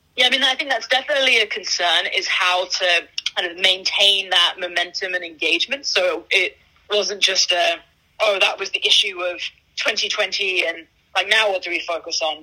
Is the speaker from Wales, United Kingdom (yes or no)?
no; London, United Kingdom; moved away as an adult; now in Bay Area, United States; I grew up in London. I moved to the Bay Area about 13 years ago to um, do my undergrad at, at, Stanford